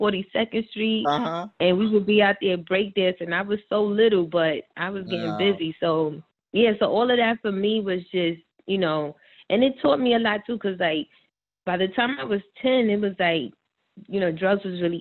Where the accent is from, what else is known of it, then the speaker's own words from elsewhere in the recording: New York City, New York, United States; also born or lived in Bronx, New York / Washington Heights, New York; I grew up in the Heights also. Like, I was going back and forth between my mom and my dad